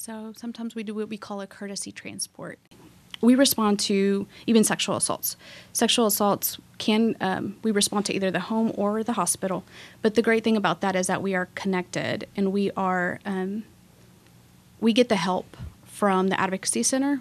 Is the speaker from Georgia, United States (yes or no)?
no; Waco, Texas, United States; also born or lived in Mexico; I was born in Mexico, but I grew up in Waco, graduated from La Vega